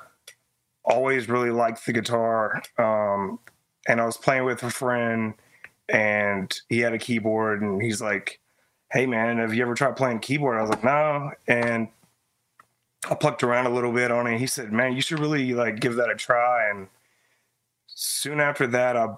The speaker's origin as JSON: {"language": "English", "town": "Greensboro", "region": "North Carolina", "country": "United States", "tie": "born or raised there", "said": "I'm from Greensboro, North Carolina, born and raised."}